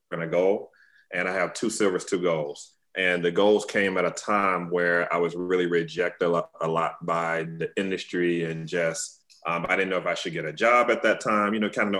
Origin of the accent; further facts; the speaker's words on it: Tuscaloosa, Alabama, United States; I'm from Tuscaloosa, Alabama, originally